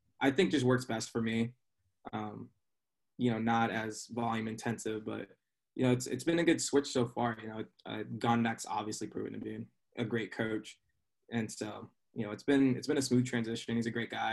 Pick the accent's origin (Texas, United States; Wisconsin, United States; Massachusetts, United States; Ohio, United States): Texas, United States; South; moved away as an adult; also born or lived in Los Angeles / New York City; now in Pennsylvania, United States; I'm originally from South Texas, so it's a little more spread out down there